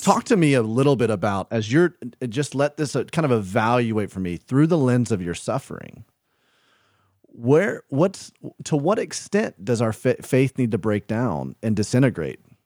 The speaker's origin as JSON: {"language": "English", "region": "the South", "country": "United States", "tie": "born or raised there", "said": "I grew up in the South"}